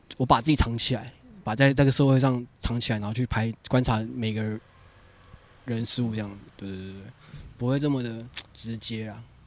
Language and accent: Chinese; Malaysia; now in Taiwan; 我家，家乡，嘉博，我们那个城市叫嘉博，超远